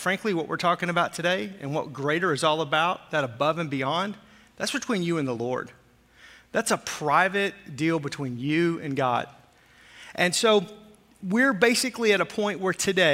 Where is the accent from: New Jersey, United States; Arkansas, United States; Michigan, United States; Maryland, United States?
Arkansas, United States; moved away; I grew up in Arkansas